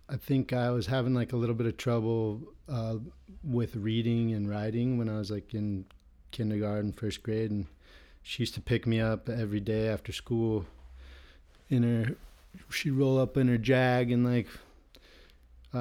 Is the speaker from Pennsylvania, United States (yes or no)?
no; Manhattan Beach, California, United States; Manhattan Beach was a dream to grow up in.